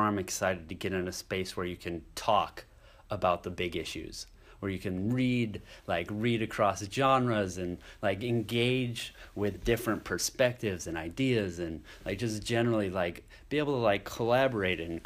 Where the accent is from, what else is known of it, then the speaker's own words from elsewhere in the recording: Janesville, Iowa, United States; I'm from Iowa, grew up in Iowa, my roots are here.